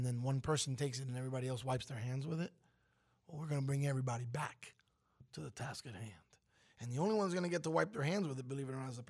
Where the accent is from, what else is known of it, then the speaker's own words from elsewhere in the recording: Brooklyn, New York, United States; How do you feel West Coast if I'm from Brooklyn?